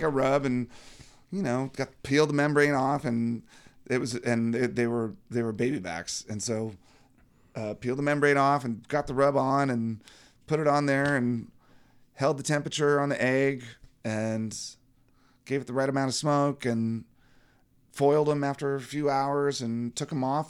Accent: Virginia, United States; growing up in Virginia, there was always some place somewhere that had some sort of barbecue

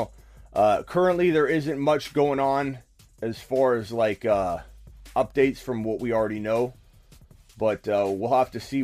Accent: Arizona, United States; I'm from Arizona, so Arizona State

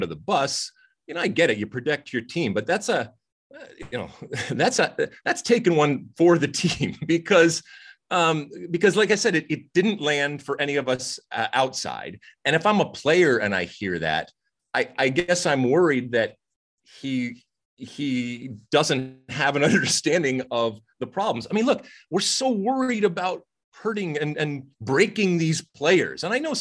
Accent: United States; as an American

